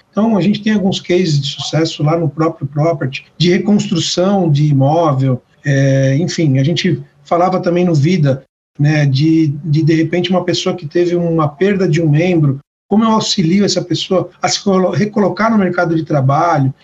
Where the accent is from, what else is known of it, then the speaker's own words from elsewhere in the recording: Brazil; eu sou o único que nasci no Brasil